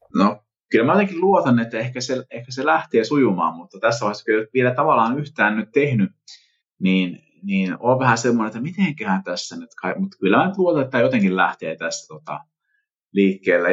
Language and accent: Finnish; Vimpeli, South Ostrobothnia, Finland; mä tuun Vimpelistä